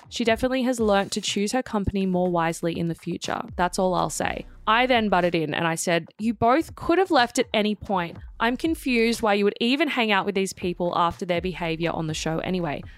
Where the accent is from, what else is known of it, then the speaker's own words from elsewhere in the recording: Sydney, New South Wales, Australia; I grew up in Maroubra